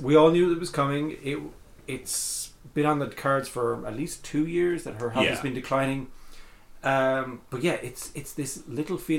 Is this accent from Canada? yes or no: no; Ireland; also born or lived in United Kingdom; now in United States; an Irish person who has lived in the UK for however long before moving out here